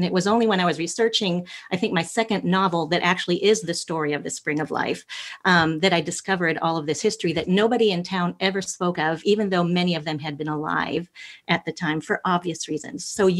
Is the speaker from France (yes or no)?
yes; France; moved away; And I was born and raised in France.